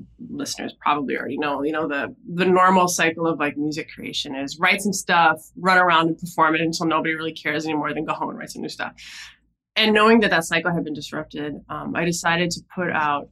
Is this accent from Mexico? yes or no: no; Minnesota, United States; moved away as an adult; also born or lived in New York City; now in New York, United States; I grew up in Minnesota